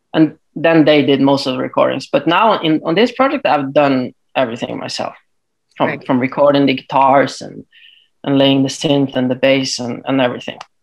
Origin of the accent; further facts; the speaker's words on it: Tromsø, Troms, Norway; I'm actually from way north in Norway. So uh, it's a town called uh, Tromsø